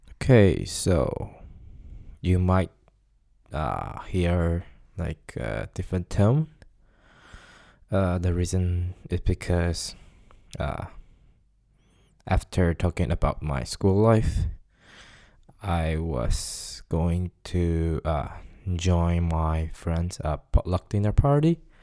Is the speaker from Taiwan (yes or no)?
yes; Taiwan; first language Chinese; English is a second language; moved away as an adult; now in Stockholm, Sweden; I'm from Taiwan